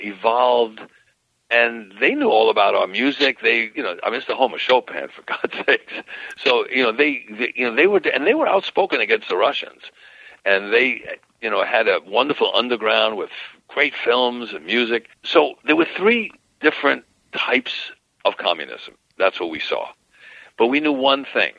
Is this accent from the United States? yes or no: yes; New York, United States; I'm from New York